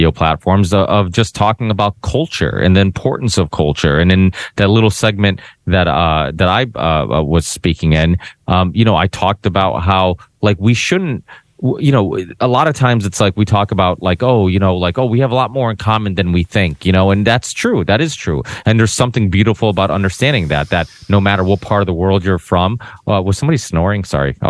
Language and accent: English; Portugal; now in United States; I'm proud of being Portuguese. I was born in Portugal